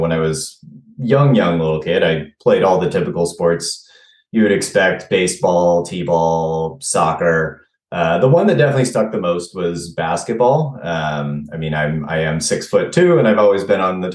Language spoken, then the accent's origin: English; Mountain View, California, United States; moved away; also born or lived in Pacific Northwest; I'm originally from Mountain View, California